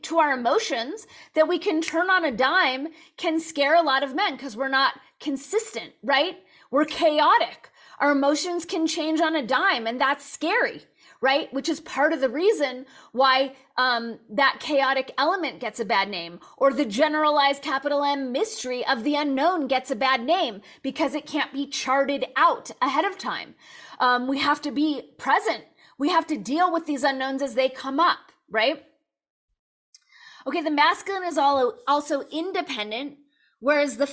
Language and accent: English; Los Angeles, California, United States; Born and raised in Los Angeles